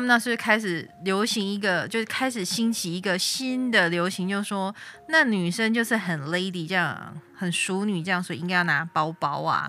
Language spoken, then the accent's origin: Chinese; Tainan, Taiwan; accent: Tainan accent; moved away; 我保有我的台南口音嘛，尤其我嗯哼。讲台语的时候嗯哼。就是对台语很熟悉的人就知道我是台南来的